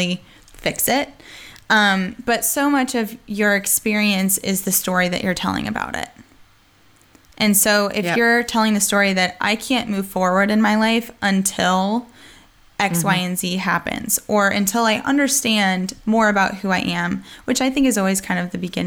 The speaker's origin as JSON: {"language": "English", "country": "United States", "accent": "a little bit of Southern accent", "lives_now": "North Carolina, United States", "said": "I am American."}